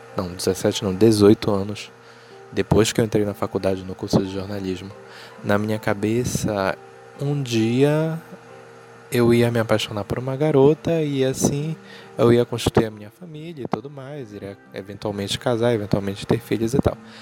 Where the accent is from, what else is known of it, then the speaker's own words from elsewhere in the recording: Belém, Pará, Brazil; eu tenho 25 anos, sou jornalista e sou de Belém